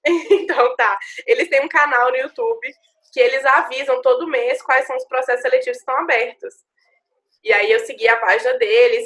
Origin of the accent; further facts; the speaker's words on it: Minas Gerais, Brazil; moved away as an adult; also born or lived in Juiz de Fora; now in São Paulo, Brazil; eu sou de Minas, sou do interior, trabalho, sempre trabalhei aqui no, no escritório de advocacia de Minas, sempre estudei em Minas